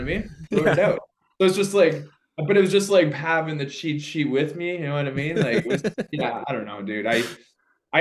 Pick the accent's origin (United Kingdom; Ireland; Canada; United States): Canada; I'm from Canada.